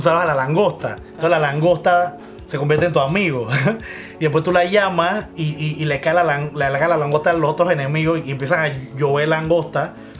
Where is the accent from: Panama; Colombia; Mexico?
Panama; En Panamá, acuérdense que somos de Panamá